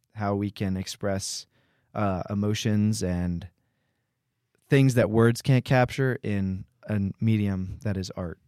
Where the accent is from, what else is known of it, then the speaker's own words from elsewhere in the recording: Philadelphia, Pennsylvania, United States; I'm from Philadelphia, P A, and I love Jesus